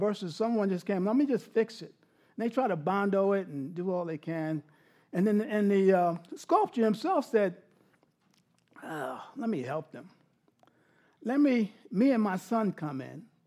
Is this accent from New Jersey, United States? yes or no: no; New York City, New York, United States; I grew up in New York City, big yard, Queens, South Ozone Park, right outside of, out of um, Kennedy Airport